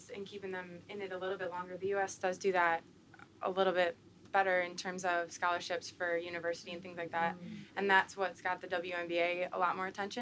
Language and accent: English; United States; growing up in America